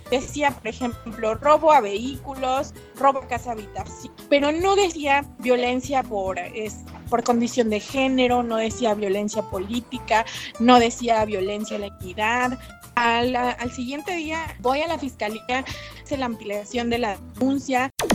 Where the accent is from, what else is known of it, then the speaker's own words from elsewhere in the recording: Villa Alta, Oaxaca, Mexico; soy del municipio de San Alfonso Villalta